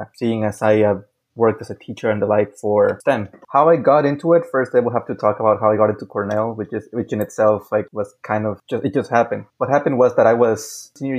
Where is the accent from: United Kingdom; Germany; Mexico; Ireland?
Mexico; also born or lived in Hidalgo, Texas; I was born in Hidalgo, Texas, but lived most of my life in Mexico